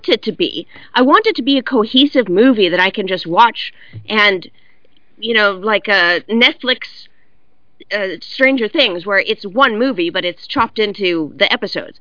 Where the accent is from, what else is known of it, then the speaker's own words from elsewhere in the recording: California, United States; I'm from California, and I grew up in basically a water drought